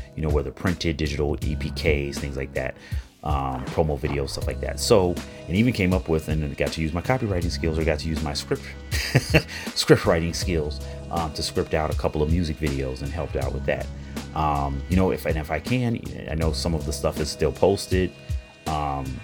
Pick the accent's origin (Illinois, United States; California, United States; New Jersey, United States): Illinois, United States; Chicago; right here in my hometown, Chicago, Illinois